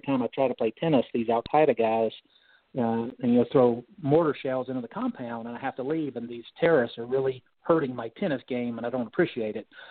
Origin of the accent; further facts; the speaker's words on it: North Carolina, United States; I'm from North Carolina